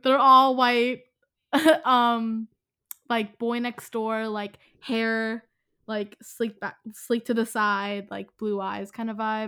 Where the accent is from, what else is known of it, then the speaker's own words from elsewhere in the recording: Philadelphia, Pennsylvania, United States; I'm from Philadelphia